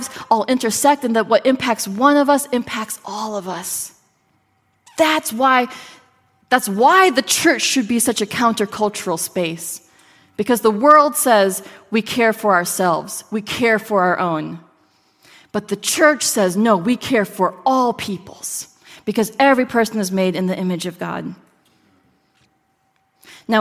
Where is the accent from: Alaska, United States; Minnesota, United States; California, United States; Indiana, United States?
Minnesota, United States; I grew up in Minnesota